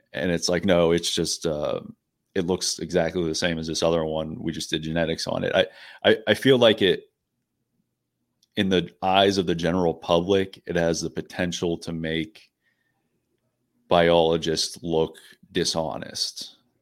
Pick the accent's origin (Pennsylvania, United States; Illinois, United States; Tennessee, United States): Pennsylvania, United States; Pittsburgh; I'm from the Pittsburgh area